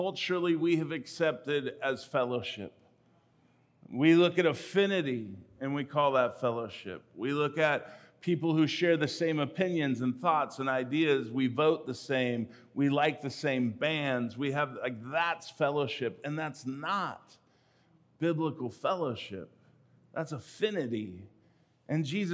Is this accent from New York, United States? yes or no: no; California, United States; I grew up in California